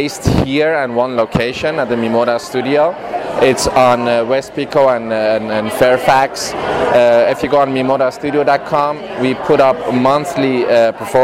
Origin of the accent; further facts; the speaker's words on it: Netherlands; moved away as an adult; now in Los Angeles, United States; I'm from Holland, actually. I moved to LA 3 years ago. I studied theater back in Holland